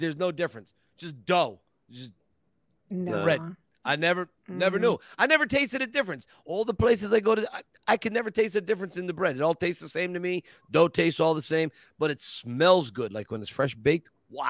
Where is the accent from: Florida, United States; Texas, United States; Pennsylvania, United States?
Pennsylvania, United States; Scranton; I grew up on Maroni's Pizza up in West Scranton